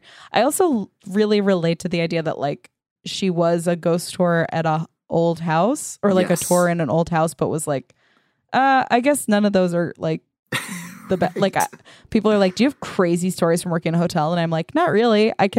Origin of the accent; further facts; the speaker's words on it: Nantucket, Massachusetts, United States; I am from Nantucket, Massachusetts, and used to give tours in the oldest house on the island.